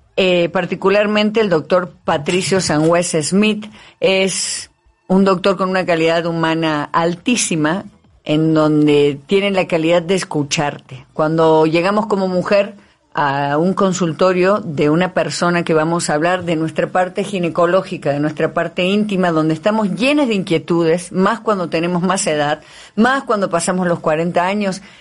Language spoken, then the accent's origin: Spanish; Río Tercero, Córdoba, Argentina; moved away as an adult; now in Mexico City, Mexico; ciudadana ilustre de en Río Tercero, en Córdoba, donde yo soy en Argentina